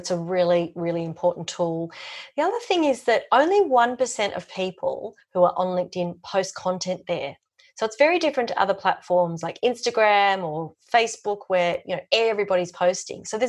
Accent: Sydney, New South Wales, Australia; moved away as an adult; now in Melbourne, Australia; I was from Sydney

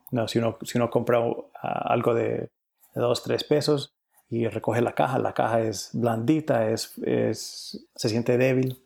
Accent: Cali, Valle del Cauca, Colombia; also born or lived in New York, United States; now in United States; nací en, en Cali, Colombia

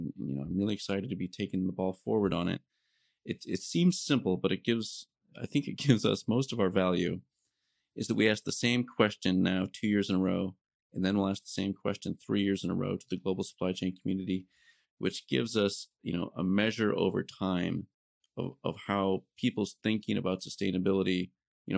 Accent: Iowa, United States; moved away; I'm originally from Iowa, so I came up in Iowa and did a lot of my early work around agricultural systems

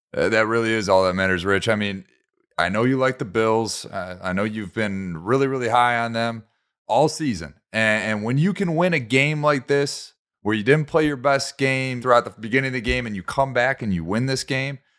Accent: Detroit, Michigan, United States; my hometown Detroit

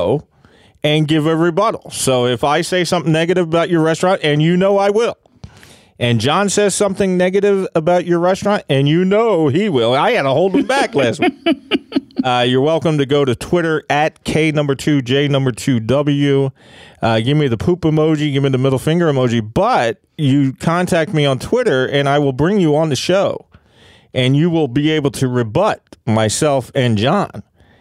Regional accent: Philadelphia, Pennsylvania, United States; I'm from Kensington

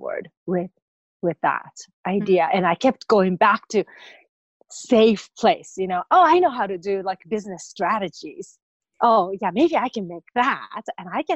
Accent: Japan; moved away; I came from Japan

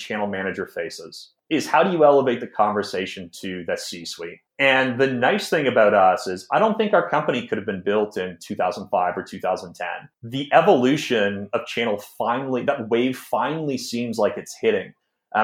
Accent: Newmarket, Ontario, Canada; also born or lived in Toronto; I grew up in Newmarket, Ontario. That's about 45 minutes north of Toronto.

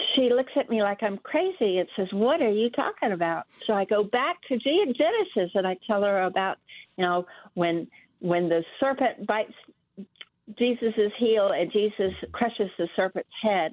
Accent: Miami, Florida, United States; now in South Georgia, United States; I was born and raised in Miami, Florida

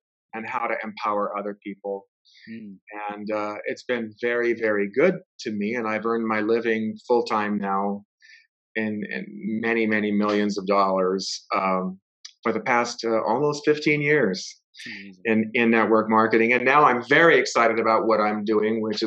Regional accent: Los Angeles, California, United States; now in Provo, United States; I grew up in Los Angeles, but I live in Provo, Utah

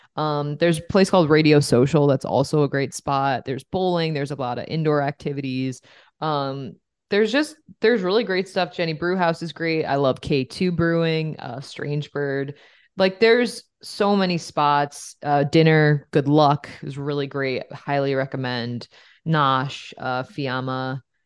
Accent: Saratoga Springs, New York, United States; now in Rochester, United States; I grew up in upstate New York in Saratoga Springs, but I've now lived in Rochester for longer than I care to admit.

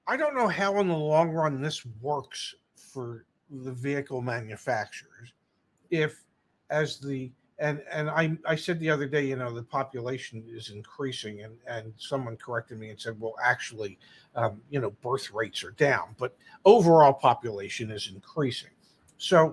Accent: Philadelphia, Pennsylvania, United States; I grew up in the Philadelphia area

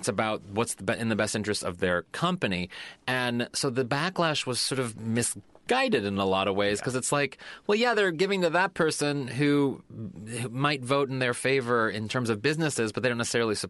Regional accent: St. Louis, Missouri, United States; from my hometown of St. Louis, Missouri

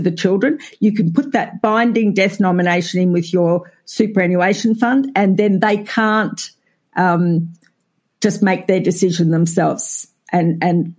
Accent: Australia; accent: Australian; I think we're fairly identifiable as Australian

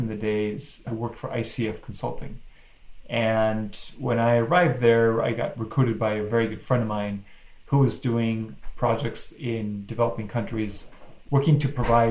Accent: Mexico; moved away; I was born and raised in Mexico, so I speak Spanish.

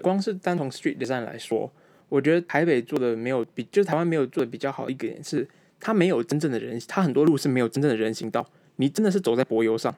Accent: Malaysia; moved away; also born or lived in Taiwan; 我马来西亚长大的台湾人

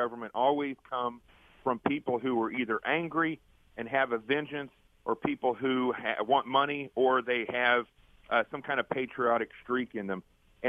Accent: Arkansas, United States; I grew up in Arkansas.

